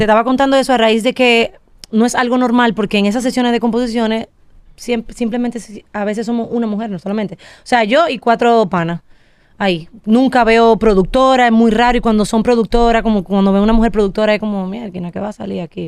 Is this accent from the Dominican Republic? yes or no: yes; Dominican Republic; Yo soy la única dominicana